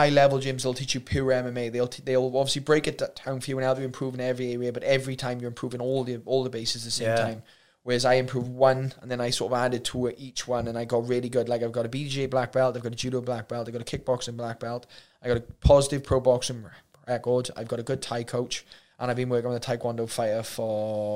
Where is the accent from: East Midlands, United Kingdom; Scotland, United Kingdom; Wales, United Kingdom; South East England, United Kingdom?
Wales, United Kingdom; no matter where you're from, we're still Welsh